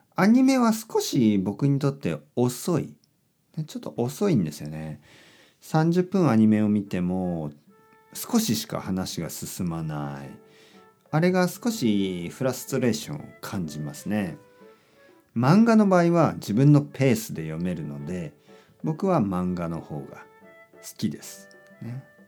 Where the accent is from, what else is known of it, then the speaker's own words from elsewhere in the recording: Japan; now in Tokyo, Japan; 僕は田舎出身ですね、えー、本当に小さい町の出身です